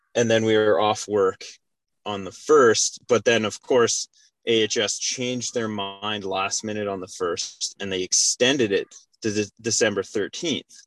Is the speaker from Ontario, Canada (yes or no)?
no; Calgary, Alberta, Canada; moved away as an adult; now in Lethbridge, Canada; I'm originally from Calgary, born and raised, and uh, moved to Lethbridge to work as a firefighter paramedic.